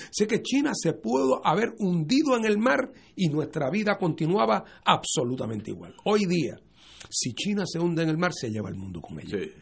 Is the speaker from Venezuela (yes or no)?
no; Puerto Rico; nosotros como puertorriqueños